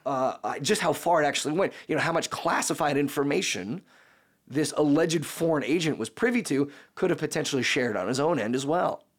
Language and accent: English; United States; I'm an American